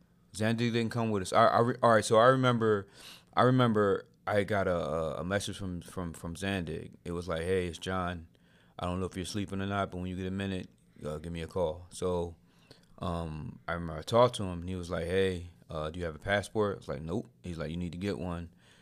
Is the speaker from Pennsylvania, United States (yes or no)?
yes; Philadelphia, Pennsylvania, United States; I'm from West Philly